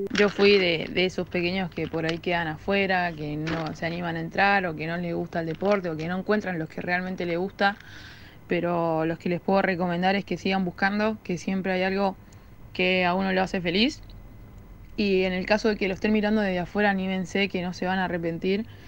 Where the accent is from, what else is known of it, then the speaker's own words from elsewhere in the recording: Mendoza, Argentina; moved away; also born or lived in Maipú, Mendoza; yo soy de Mendoza, eh, jugaba en Maipú y pude tener a toda mi familia ahí en la tribuna